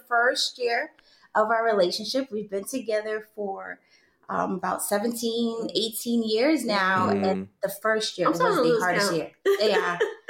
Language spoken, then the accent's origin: English; New York City, New York, United States; moved away as an adult; now in Georgia, United States; We're originally from the Bronx